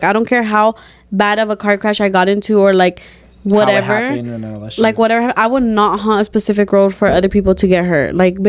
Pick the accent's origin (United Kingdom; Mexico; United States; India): Mexico; moved away; In my hometown in Mexico